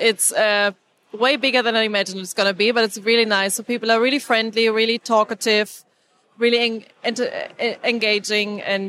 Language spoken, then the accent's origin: English; Germany; also born or lived in Scotland; now in United Kingdom; I'm originally from Germany, but I live in Scotland and work in Scotland.